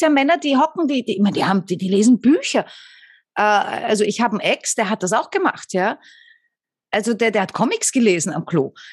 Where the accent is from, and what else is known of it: Austria